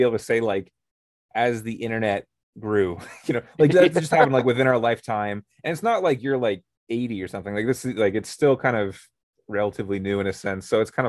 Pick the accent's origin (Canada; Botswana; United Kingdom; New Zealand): Canada; we're from Canada, hence the whole notes from the North thing. We're playing off the NFC North and the fact that we're Canadian.